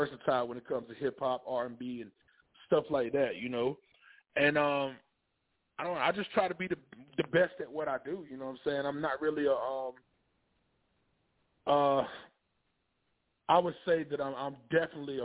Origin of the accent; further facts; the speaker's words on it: Rocky Mount, North Carolina, United States; I'm from Rocky Mount, North Carolina